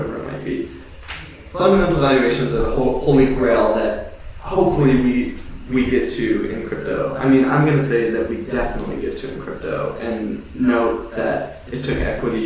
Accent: Hawaii, United States; I grew up in Hawaii

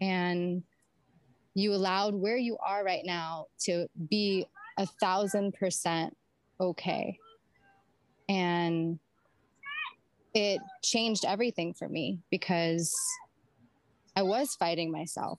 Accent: Santa Monica, California, United States; moved away; also born or lived in Miami; I decided to stay in LA area because it's actually where I'm originally from. I was born in Santa Monica

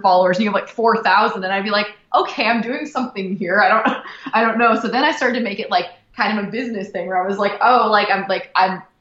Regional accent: Brea, California, United States; I lived in the same like area all my life, like Brea, California. It's Fullerton

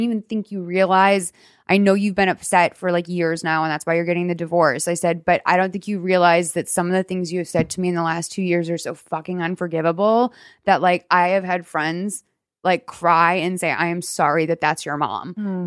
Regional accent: Boston, Massachusetts, United States; I'm from Boston

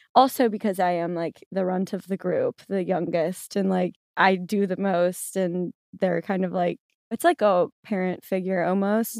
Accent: New Orleans, Louisiana, United States; I am from New Orleans, and I still currently live there

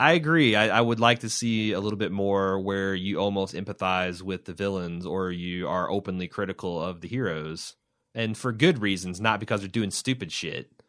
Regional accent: Midwest, United States; accent: hick Midwestern

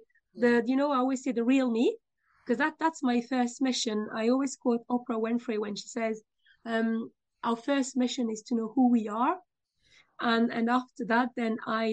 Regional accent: France; moved away as an adult; also born or lived in United Kingdom; now in Dublin, Ireland; I'm originally from France.

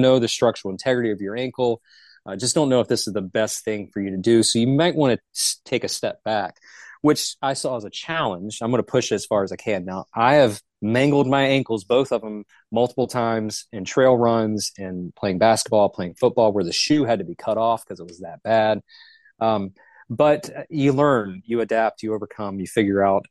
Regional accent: Charlotte, North Carolina, United States; I'm originally from Charlotte. I'm what the locals consider a, a, unicorn. There's not many of us that are actually born and raised in the Charlotte vicinity

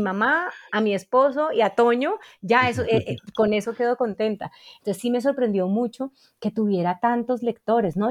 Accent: Cali, Valle del Cauca, Colombia; yo crecí en Cali

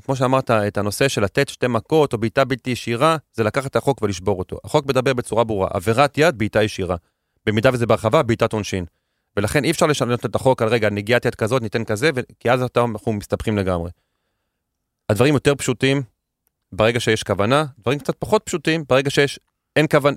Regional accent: Netanya, Central District, Israel; גדלתי בנתניה

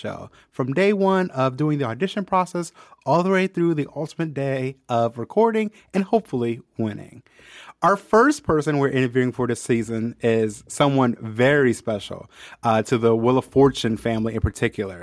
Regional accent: Ohio, United States; moved away as an adult; now in Indianapolis, United States; I just moved to Indiana March of 2020. So I've only been here in Indianapolis for a little under 2 years. I'm actually from Ohio

